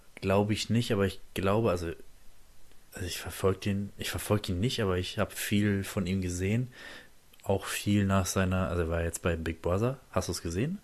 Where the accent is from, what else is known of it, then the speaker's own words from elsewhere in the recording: Oldenburg district, Lower Saxony, Germany; Oldenburger Jungs, ne? Also ich komme ja aus dem Landkreis Oldenburg